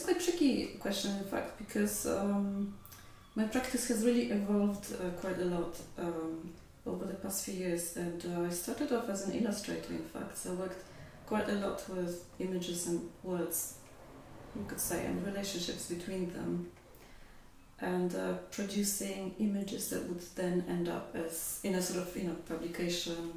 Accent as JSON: {"language": "English", "country": "Poland", "also_born_or_lived": "London", "second_language": "English", "moved": "as an adult", "said": "I didn't study art in Poland. I studied English philology. And then I found myself, you know, in Poland, in Krakow in the 90s, facing a future as an English teacher"}